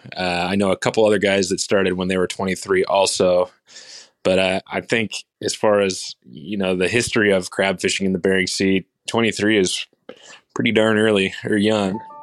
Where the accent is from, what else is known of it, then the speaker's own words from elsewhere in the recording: Seattle, Washington, United States; also born or lived in Edmonds, Washington; I'm from Seattle, Washington, Bree and I live just north of Seattle in a town called Edmonds